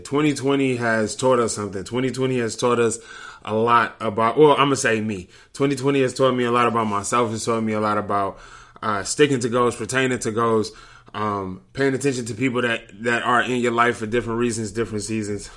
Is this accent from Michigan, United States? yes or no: yes; Detroit, Michigan, United States; I'm from Detroit.